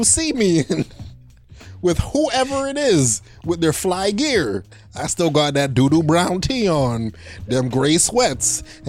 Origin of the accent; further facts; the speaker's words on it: Canada; We are Canadian, so that's 90 bones I spent on a video game